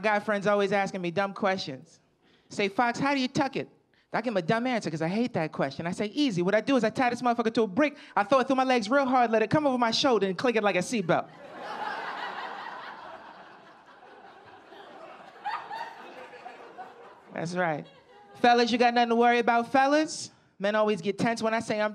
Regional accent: Camden, New Jersey, United States; also born or lived in Philadelphia, Pennsylvania; I'm from Camden, New Jersey. It's like right over the bridge is Philadelphia.

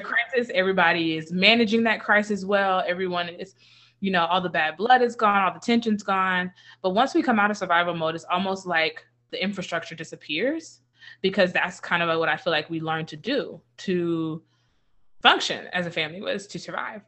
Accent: Thomaston, Georgia, United States; There's a house we grew up in and on Avenue F in Thomaston, Georgia

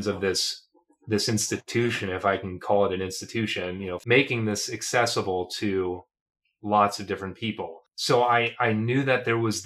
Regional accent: Medina, Ohio, United States; I was in the community band there in Medina, which is my hometown, Medina, Ohio

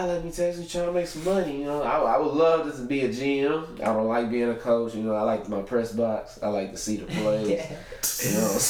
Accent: Lake Charles, Louisiana, United States; now in Houston, United States; I'm from Lake Charles.

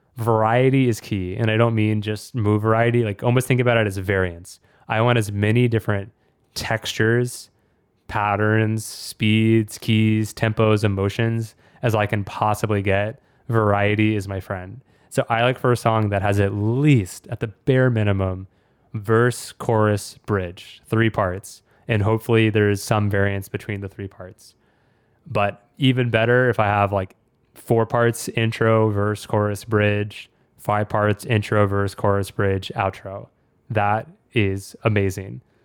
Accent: Austin, Texas, United States; my hometown, Austin, Texas

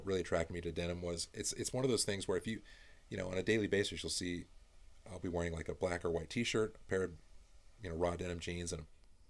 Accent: California, United States; I grew up in Northern California.

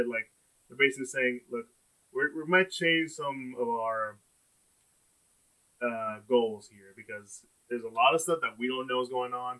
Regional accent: Texas, United States; we're from Texas, right?

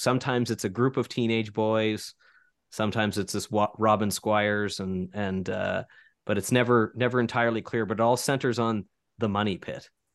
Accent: Keswick Ridge, New Brunswick, Canada; I grew up in Keswick Ridge

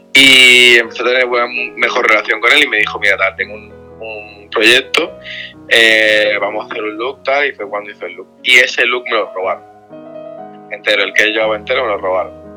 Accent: Spain; yo soy de España

